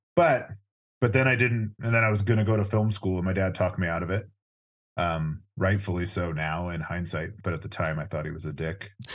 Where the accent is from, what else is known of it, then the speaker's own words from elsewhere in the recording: Orange County, California, United States; I grew up in Orange County, California